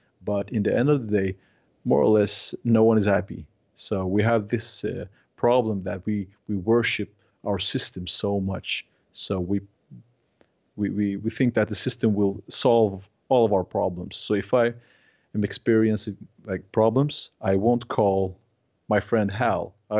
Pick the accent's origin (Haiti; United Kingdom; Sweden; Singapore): Sweden; now in -; Like, I'm from Scandinavia, and we are very individualistic, and we are afraid of people, more or less. Not in Norway, but Swedes, we are very, we like our own apartments.